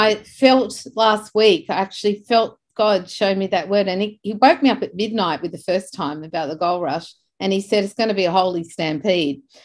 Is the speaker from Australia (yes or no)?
yes; Beverly Hills, New South Wales, Australia; I grew up in Beverly Hills in Australia